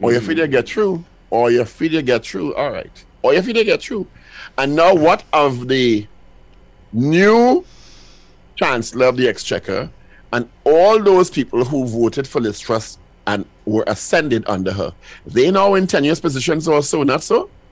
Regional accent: England, United Kingdom; I am an English person

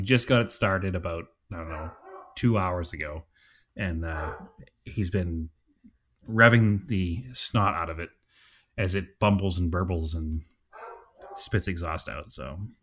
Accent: Salem, Massachusetts, United States; accent: Boston; now in Phoenix, United States; We're from, from Salem.

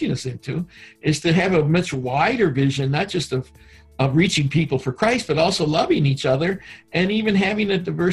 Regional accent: Detroit, Michigan, United States; also born or lived in Mexico; Even though I was born in Detroit, I was raised in Mexico as well as Michigan

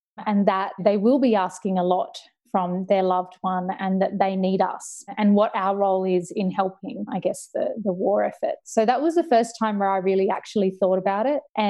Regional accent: Gold Coast, Queensland, Australia; I told him I was from the Gold Coast.

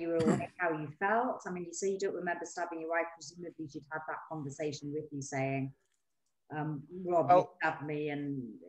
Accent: Newcastle upon Tyne, North East England, United Kingdom; moved away; I was from Newcastle

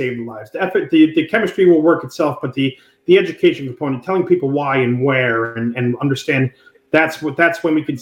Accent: New York City, New York, United States; also born or lived in Naples, Florida; We grew up in Brooklyn

